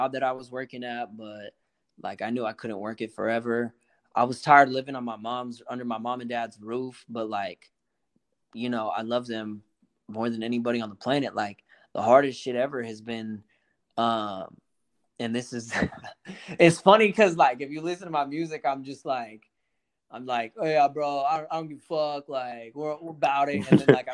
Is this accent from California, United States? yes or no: yes; Oakland, California, United States; I was raised out in Oakland